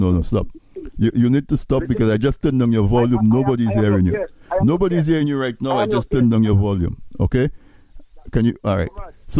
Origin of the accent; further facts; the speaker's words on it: Castle Bruce, Dominica; I'm from Casabruce